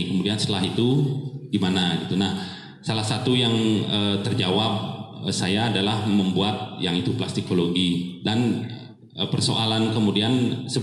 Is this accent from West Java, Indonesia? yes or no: no; Bali, Indonesia; mereka sangat paham sekali uh, saya berasal dari Bali